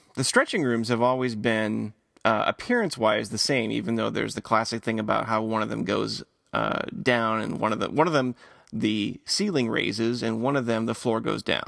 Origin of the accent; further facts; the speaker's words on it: Michigan, United States; I grew up in Michigan